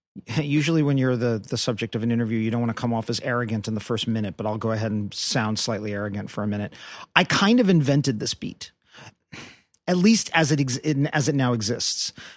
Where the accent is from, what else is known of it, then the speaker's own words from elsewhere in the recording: New York City, New York, United States; I'm a kid from Brooklyn, New York